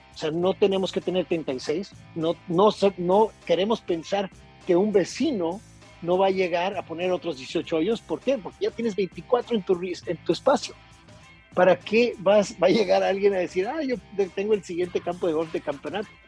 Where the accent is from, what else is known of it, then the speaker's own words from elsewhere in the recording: Tijuana, Baja California, Mexico; also born or lived in Monterrey, Mexico; now in Puerto Vallarta, Mexico; soy norteño, soy de la ciudad de Tijuana